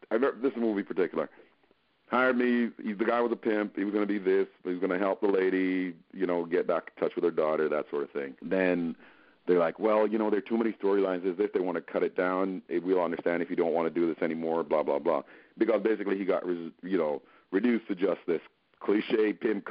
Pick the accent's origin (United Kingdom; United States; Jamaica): Jamaica; I'm from Jamaica first and foremost